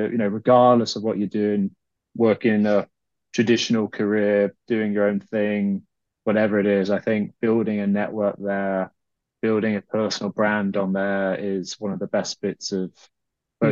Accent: United Kingdom; also born or lived in Ireland; being British

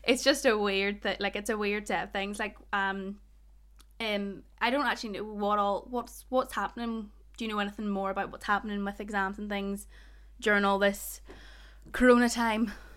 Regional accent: Ballymena, Northern Ireland, United Kingdom; accent: Ballymena; I don't even have a strong Ballymena accent

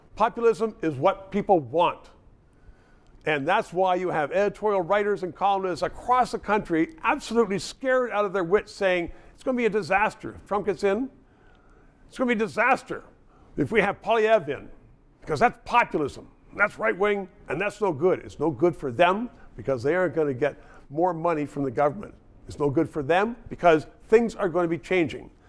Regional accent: Canada

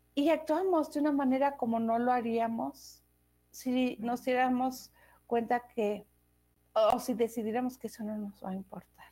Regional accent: Mexico; moved away as an adult; also born or lived in Denmark; yo crecí, ah, yo, viví en México los primeros 21 años de mi vida. Y de ahí me fui a Dinamarca.

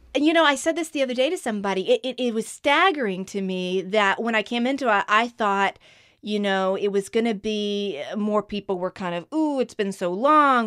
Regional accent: Outer Banks, North Carolina, United States; That's when my family moved to the Outer Banks was in ninety-seven

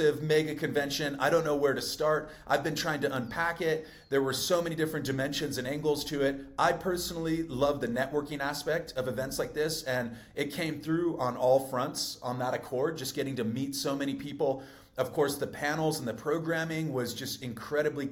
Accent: California, United States; I'm a Californian by trade

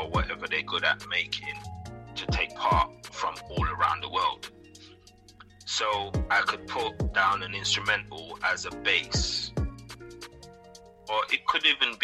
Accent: St. Lucia; I was born in St. Lucia. I'm from the Caribbean.

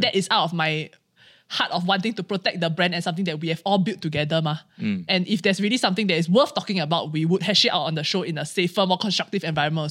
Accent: Singapore; as Singaporean Chinese

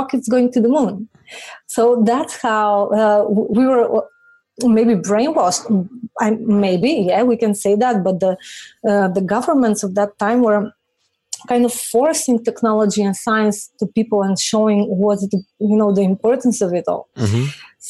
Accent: North Macedonia; moved away; I'm from Macedonia

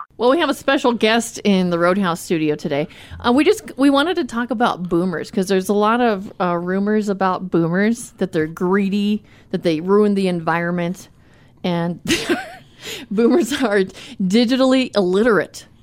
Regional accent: Tucson, Arizona, United States; moved away; I grew up in Tucson.

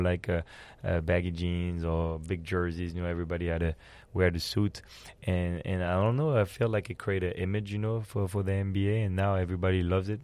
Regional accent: France; also born or lived in Belgium; now in San Antonio, United States; uh, I'm born in Belgium, but I grew up in France.

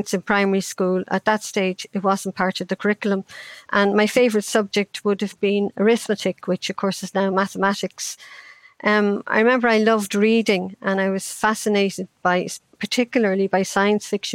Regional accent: Ireland; I grew up in Ireland in the 50s

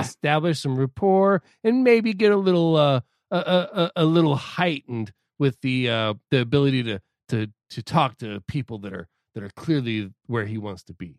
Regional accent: Southern California, United States; I'm not from L A, I'm just from Southern California

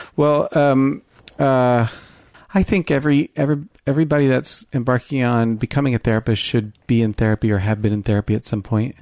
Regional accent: Pennsylvania, United States; moved away as an adult; now in Seattle, United States; where I'm from, I'm from Pennsylvania

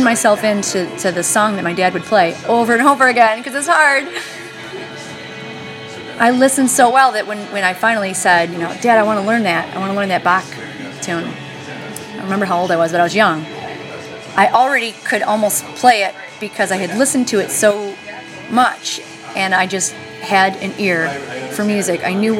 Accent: Clay, New York, United States; Clay, New York.

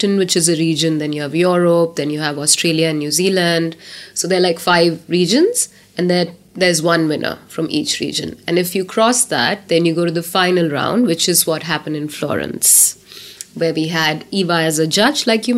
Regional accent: India; I was from India

